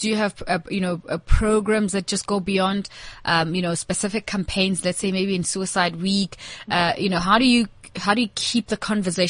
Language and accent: English; South Africa